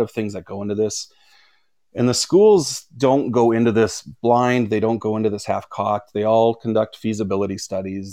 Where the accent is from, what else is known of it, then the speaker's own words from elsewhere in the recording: Regina, Saskatchewan, Canada; I grew up in Canada. I grew up in Regina, Saskatchewan, right in the smack dab in the middle of the prairies.